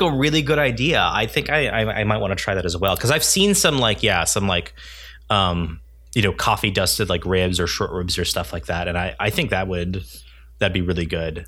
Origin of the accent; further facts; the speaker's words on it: United States; I'm Korean American